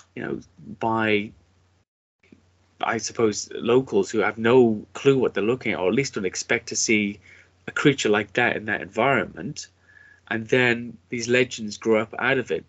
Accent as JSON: {"language": "English", "country": "United Kingdom", "said": "as a British person"}